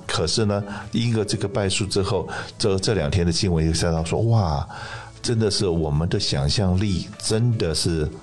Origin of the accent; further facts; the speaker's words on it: Taiwan; now in United States; 台湾的礼拜六是我们台湾的这个期中选举吧